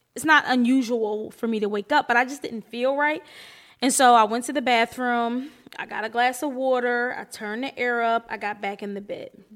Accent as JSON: {"language": "English", "town": "Atlantic City", "region": "New Jersey", "country": "United States", "tie": "born or raised there", "said": "I was born in Atlantic City. My mom li-, lives in Atlantic City."}